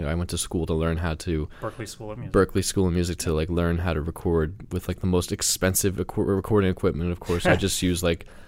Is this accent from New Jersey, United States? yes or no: yes; New Jersey, United States; I'm just from New Jersey